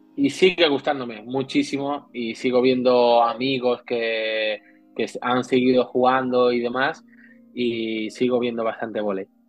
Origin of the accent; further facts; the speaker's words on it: Seville, Andalusia, Spain; also born or lived in Madrid; now in Barcelona, Spain; Soy sevillano, y he estado cinco años en Madrid